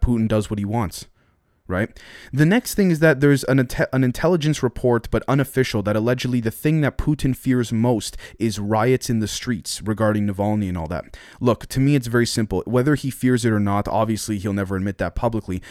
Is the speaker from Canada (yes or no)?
yes; Canada; I'm Canadian